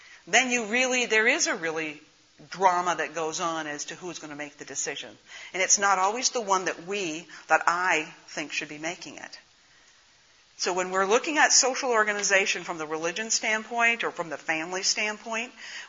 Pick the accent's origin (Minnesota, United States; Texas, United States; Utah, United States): Minnesota, United States; northern; accent: northern Minnesota; also born or lived in Pennsylvania; I have an accent. It's from northern Minnesota